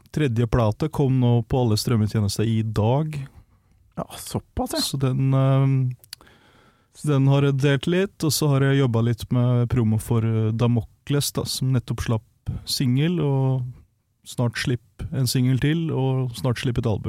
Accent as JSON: {"language": "Norwegian", "region": "Møre og Romsdal", "country": "Norway", "tie": "born or raised there", "also_born_or_lived": "United States", "said": "Så jeg vokste opp i USA på båt og sånt. Og så hadde vi da en bolig på Nordmøre som vi var på vinterstid som regel. da. Så, det, så jeg blei fastboende i Norge da jeg var 13 år."}